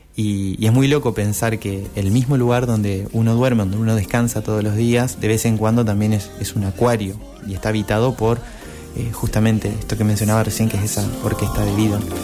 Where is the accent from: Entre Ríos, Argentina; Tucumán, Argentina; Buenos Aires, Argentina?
Entre Ríos, Argentina; Concordia; Soy una persona que creció en el entorno de los humedales, soy de Entre Ríos, de Concordia crecí a, orillas de un arroyo